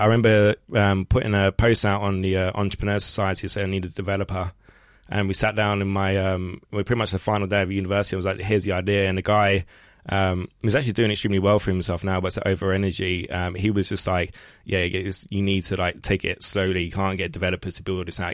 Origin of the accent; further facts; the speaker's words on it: London, United Kingdom; growing up in East London, not far from here, it's like working class